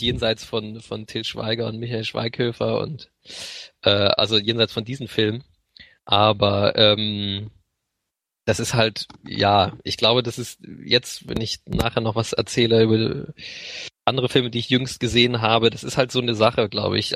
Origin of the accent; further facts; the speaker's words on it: Lübeck, Schleswig-Holstein, Germany; damals bin ich auch schon in Lübeck äh, zur Schule gegangen